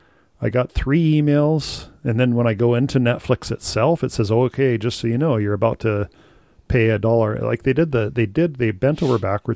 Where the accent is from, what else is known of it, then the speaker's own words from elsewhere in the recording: United States; now in Canada; originally growing up in the States